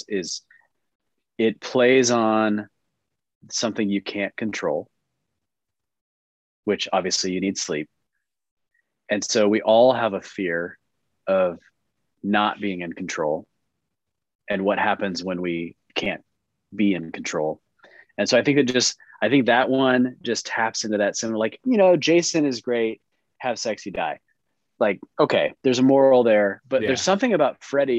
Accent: Texas, United States; moved away as an adult; also born or lived in California; I grew up in Texas

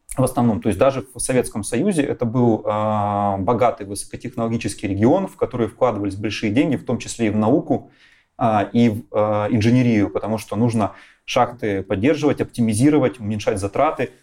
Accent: Kharkiv, Kharkiv Oblast, Ukraine; moved away as an adult; also born or lived in Magdeburg, Germany / Donetsk; now in Katowice, Poland; Два года оказываюсь я в городе Харькове вместе с семьей. Ну и уже дальше этот город остается моим родным городом на долгие годы вплоть до сегодняшнего момента

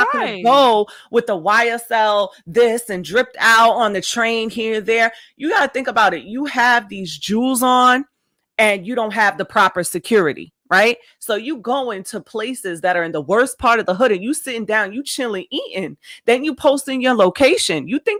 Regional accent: New York City, New York, United States; I'm from New York City.

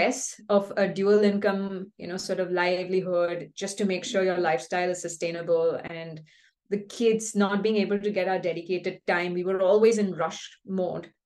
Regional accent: Bangalore, Karnataka, India; moved away as an adult; also born or lived in California; we're both from Bangalore. We're born and brought up here

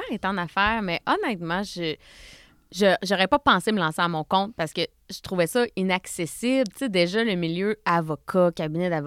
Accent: Saint-Georges, Quebec, Canada; je viens de la Beauce, Saint-Georges-de-Beauce.

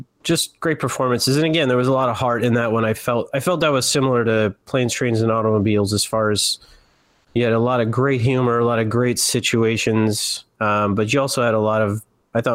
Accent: Midwest, United States; I grew up in the Midwest and the suburbs too.

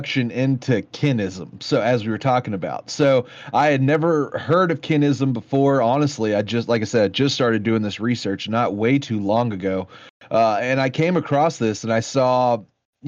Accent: Dallas, Texas, United States; me and you, we grew up in the North Dallas suburbs

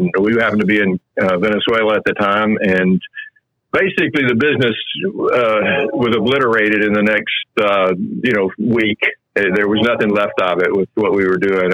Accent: North Alabama, United States; I grew up in North Alabama

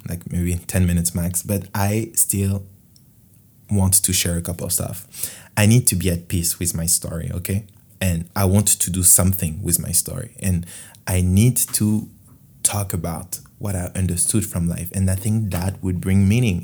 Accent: France; English is a second language; In French, huh, obviously, because I'm from France.

